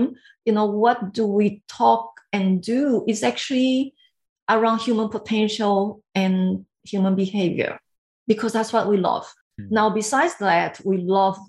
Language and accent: English; Brazil; English is a second language; moved away as an adult; also born or lived in Taiwan; now in Sydney, Australia; I grew up in Brazil